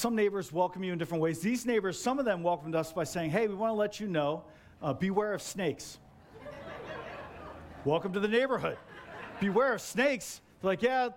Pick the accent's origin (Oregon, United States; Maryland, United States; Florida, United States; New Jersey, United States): New Jersey, United States; moved away; I grew up in Jersey and like on Bradford Street.